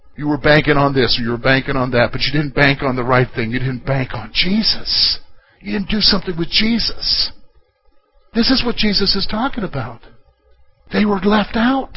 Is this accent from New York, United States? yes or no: no; South Carolina, United States; I come from South Carolina